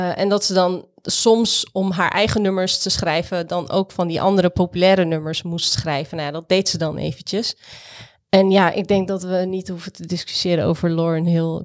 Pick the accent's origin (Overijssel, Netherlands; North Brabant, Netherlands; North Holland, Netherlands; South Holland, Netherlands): South Holland, Netherlands; Rotterdam; ik ben Rotterdammer